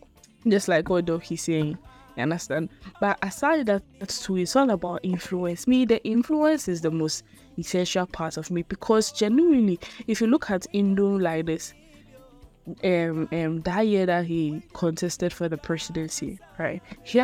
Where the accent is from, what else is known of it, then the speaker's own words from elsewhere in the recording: Ghana; Already in our genetics, before you are even born as a Ghanaian, you know that in our political system is two parties.